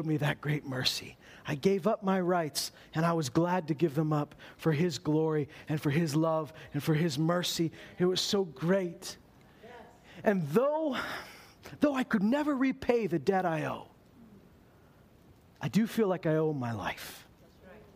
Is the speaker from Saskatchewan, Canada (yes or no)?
yes; Meadow Lake, Saskatchewan, Canada; I may have been born in Meadow Lake, Saskatchewan